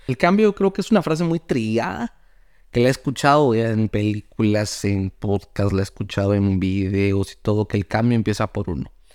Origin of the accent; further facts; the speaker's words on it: Guatemala; yo soy de Guatemala, un país que es cafetalero